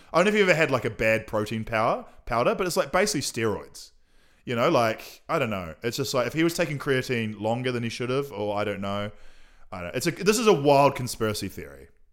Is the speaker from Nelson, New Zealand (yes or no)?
yes; Nelson, New Zealand; moved away as an adult; now in Auckland, New Zealand; I was born in Nelson.